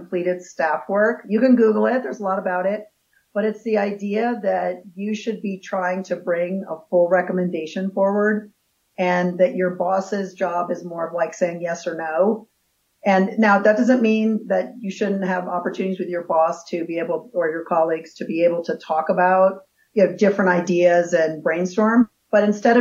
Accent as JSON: {"language": "English", "region": "D.C. area in Maryland", "country": "United States", "tie": "born or raised there", "also_born_or_lived": "California", "moved": "yes", "lives_now": "Colorado, United States", "said": "I was born in California, but grew up in the D.C. area in Maryland."}